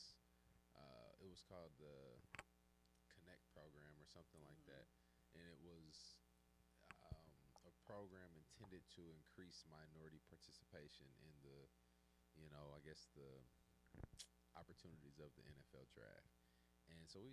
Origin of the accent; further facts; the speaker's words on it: Kansas, United States; I'm from Kansas. We from Missouri.